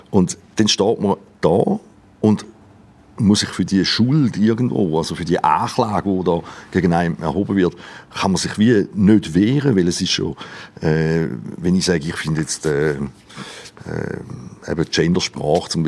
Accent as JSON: {"language": "German", "country": "Switzerland", "tie": "born there", "said": "Und ich, meine, ich bin ja froh, bin in der Schweiz geboren, nicht irgendwo"}